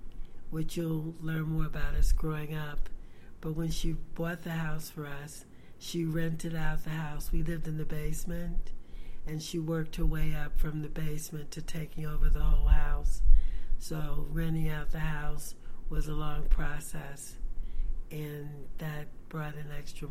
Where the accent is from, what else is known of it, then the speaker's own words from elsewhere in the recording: Baltimore, Maryland, United States; also born or lived in Birmingham, Alabama; I grew up in Baltimore City.